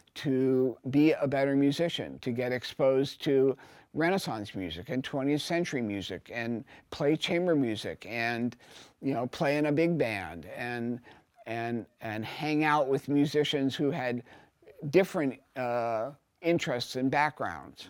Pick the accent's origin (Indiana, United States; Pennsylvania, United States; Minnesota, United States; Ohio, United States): Ohio, United States; Cincinnati; now in New York, United States; I come from Cincinnati.